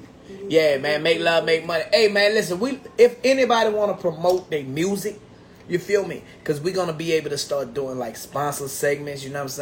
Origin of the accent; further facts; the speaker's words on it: Chesapeake, Virginia, United States; I'm from Chesapeake.